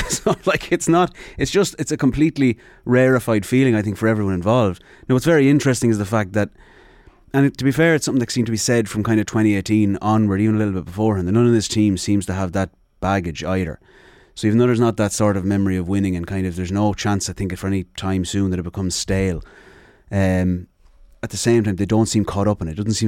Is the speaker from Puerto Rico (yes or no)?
no; Sligo, Connacht, Ireland; because I'm obviously from Sligo